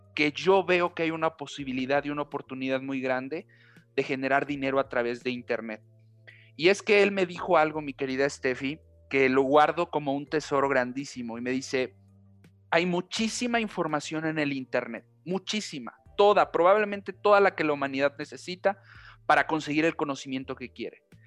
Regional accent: Xalapa, Veracruz, Mexico; moved away as an adult; also born or lived in Pachuca, Hidalgo; now in Hidalgo, Mexico; yo nací en la ciudad de Pachuca, Hidalgo, al centro eh, del país, al centro muy cerca de la Ciudad de México. Eh, desde muy pequeño, a los siete años, eh, por cuestiones familiares, tuvimos que irnos al estado de Veracruz. Viví también en, la capital este, veracruzana, en Jalapa. Estuve por allá 20 años

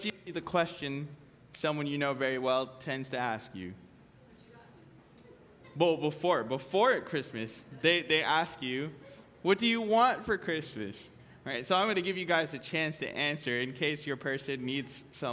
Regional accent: New York, United States; now in Hawaii, United States; I grew up in New York

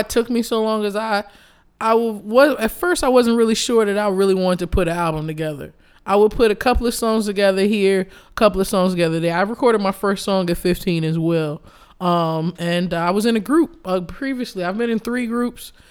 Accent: Chicago, Illinois, United States; Chicago. I was born and raised in Hyde Park

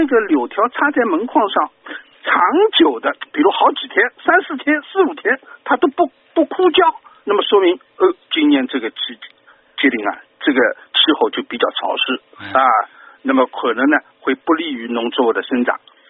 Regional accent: Shanghai, China; 因为整个一个冬天过了，人呢都是都是阿拉上海人讲补了屋里向，

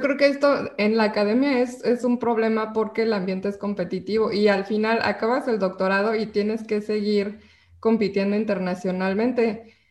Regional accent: Mexico; como mexicano

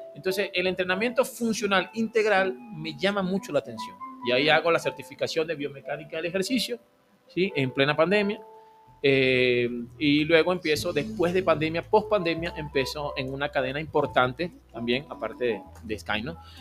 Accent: Maracay, Aragua, Venezuela; moved away as an adult; also born or lived in Guayaquil, Ecuador; now in Ambato, Ecuador; Yo soy de la costa, yo soy de Aragua, Maracay.

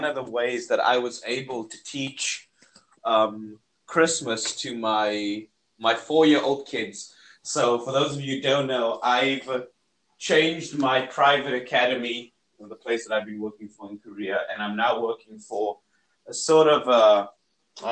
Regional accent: South Africa; as a South African

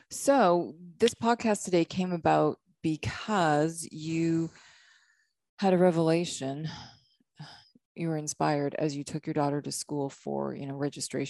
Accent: Canada; now in Hilton Head, United States; I was from Canada.

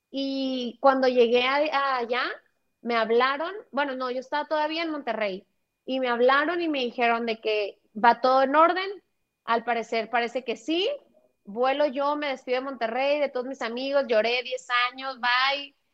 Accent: United States; born there; Una de las cosas que me ayudó es que yo soy, yo nací en Estados Unidos.

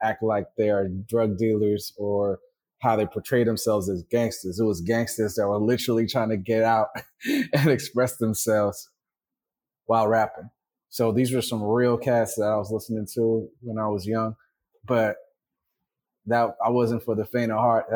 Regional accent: Vallejo, California, United States; moved away as an adult; also born or lived in Somalia / Oakland, United States; now in Mexico; I was born in Somalia and then came to the Bay Area when I was nine or 10 years old

